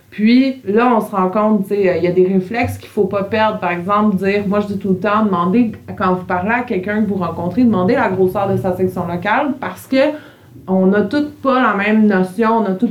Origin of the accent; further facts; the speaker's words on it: Montreal, Quebec, Canada; Tu sais, moi, je suis une Montréalaise, j'habite premier étage Verdun, pas beaucoup de bois autour de chez nous.